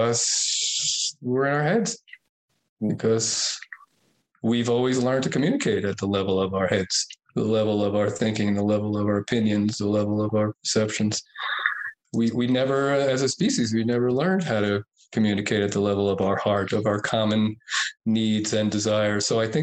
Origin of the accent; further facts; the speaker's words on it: Lake Tahoe, United States; It's really my hometown